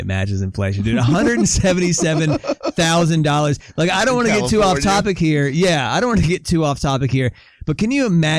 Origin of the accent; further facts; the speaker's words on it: Southern California, United States; moved away; I'm originally from Southern California